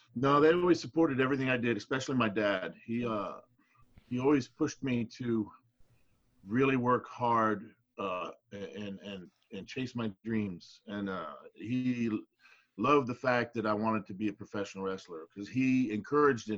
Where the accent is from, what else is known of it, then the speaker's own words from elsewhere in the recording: Miami, Florida, United States; also born or lived in California; I grew up in Miami, Florida. Uh, I was a transplant from California. I was born there, but uh, we moved to Florida early on. I was about four